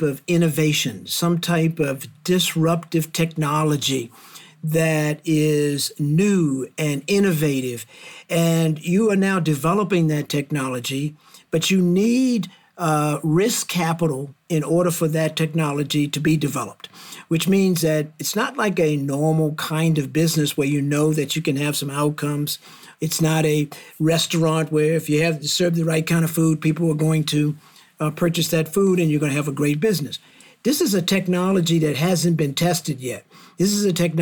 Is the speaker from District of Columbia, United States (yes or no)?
yes; Washington, District of Columbia, United States; now in Cleveland, United States; I'm from the Washington, D.C. area. I grew up in the 50s, 60s, 70s